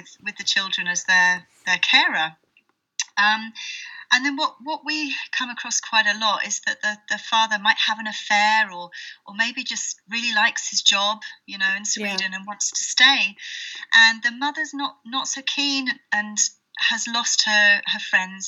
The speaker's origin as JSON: {"language": "English", "country": "United Kingdom", "moved": "as an adult", "lives_now": "Portugal", "said": "I'm British and moved to Portugal a while back with a small baby"}